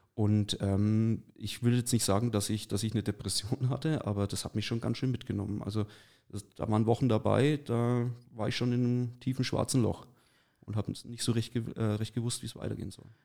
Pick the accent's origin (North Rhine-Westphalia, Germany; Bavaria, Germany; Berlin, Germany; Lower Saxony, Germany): Bavaria, Germany; Neustadt an der Aisch; moved away as an adult; now in Forchheim, Germany; ich bin, wie gesagt, in Neustadt an der Aisch äh, geboren und aufgewachsen